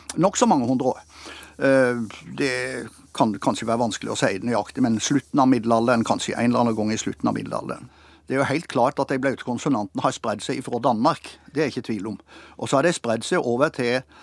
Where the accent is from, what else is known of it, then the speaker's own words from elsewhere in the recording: Tvedestrand, Agder, Norway; accent: Tvedestrand dialect; I min dialekt, som altså da er tvedestrandstype